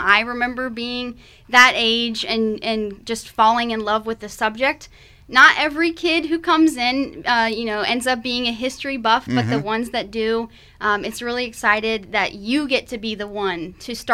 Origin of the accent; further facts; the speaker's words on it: near Williamsburg, Virginia, United States; I am from Virginia, closer to Williamsburg, and so I was surrounded by history